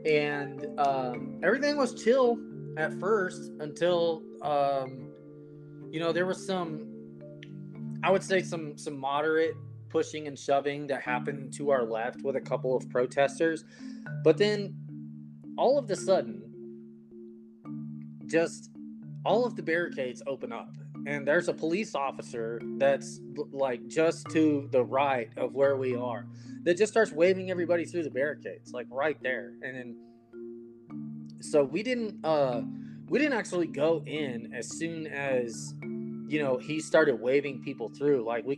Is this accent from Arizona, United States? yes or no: yes; Phoenix, Arizona, United States; because we came from Phoenix, Arizona, to where it is freezing cold.